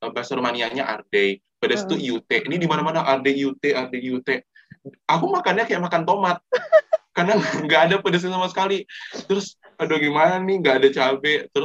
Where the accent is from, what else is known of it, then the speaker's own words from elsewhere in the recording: Padang, West Sumatra, Indonesia; apalagi aku dari Padang ya